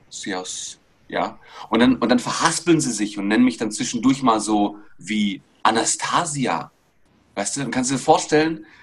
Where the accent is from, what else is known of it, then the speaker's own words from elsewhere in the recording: Greece; now in Stuttgart, Germany; Und irgendwann bin ich über die Königstraße in Stuttgart durchgelaufen, als Grieche, ja, wohlgemerkt.